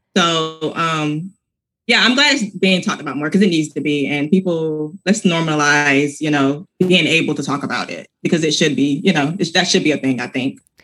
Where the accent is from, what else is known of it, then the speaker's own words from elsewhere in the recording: Georgia, United States; I'm from Georgia and football is huge where I'm from